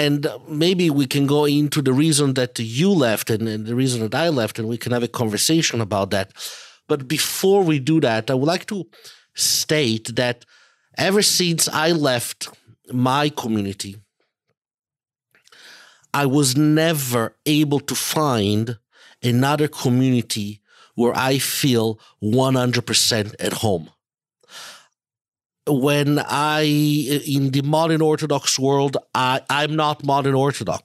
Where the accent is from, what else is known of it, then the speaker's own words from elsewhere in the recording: Italy; I grew up in Italy